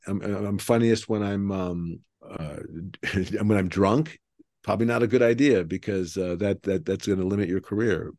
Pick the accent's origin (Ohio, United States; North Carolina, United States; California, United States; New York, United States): Ohio, United States; Cleveland; now in Texas, United States; I live in Texas, but I'm from Cleveland